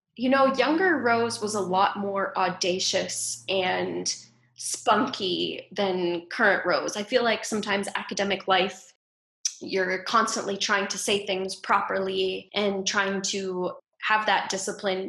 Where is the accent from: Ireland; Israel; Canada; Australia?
Canada; Ontario; also born or lived in Ottawa / Toronto; So I grew up in a small town in Ontario, in Canada